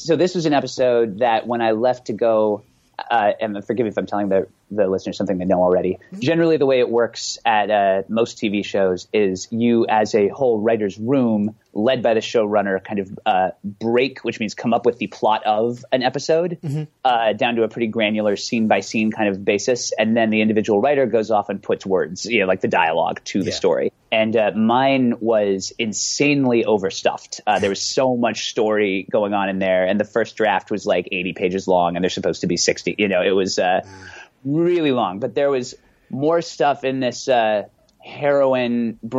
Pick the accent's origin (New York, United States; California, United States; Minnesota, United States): California, United States; Bay Area; I'm from the Bay Area